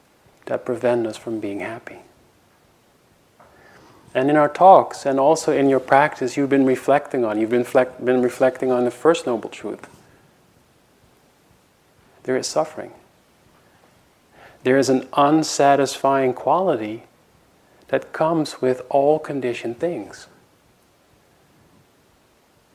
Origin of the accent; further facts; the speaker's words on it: Netherlands; moved away as an adult; now in United States; I was coming from Holland and living in America